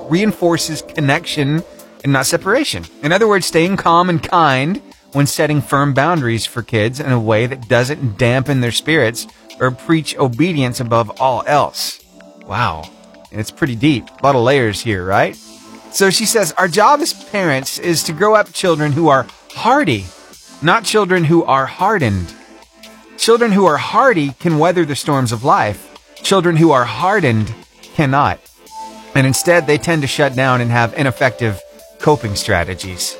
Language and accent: English; Cullman, Alabama, United States; I grew up over in Cullman